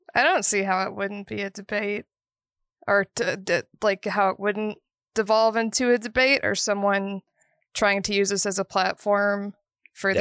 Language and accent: English; Georgia, United States; growing up in Georgia